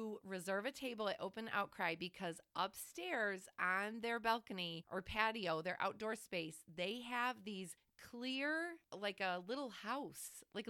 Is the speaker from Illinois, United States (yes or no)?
yes; Flossmoor, Illinois, United States; we're from Flossmoor.